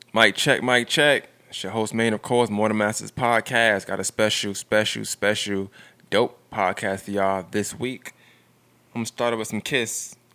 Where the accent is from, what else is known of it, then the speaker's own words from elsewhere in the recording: Augusta, Georgia, United States; I'm from Augusta